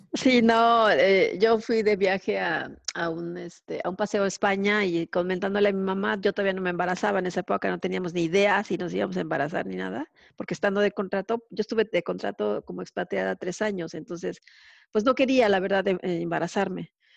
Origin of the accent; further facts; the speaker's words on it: Mexico; moved away as an adult; now in Sweden; La última fue en Ericsson de México.